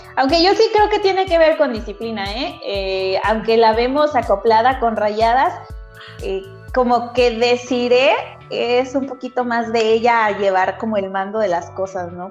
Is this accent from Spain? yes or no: no; Mexico; como buenos mexicanos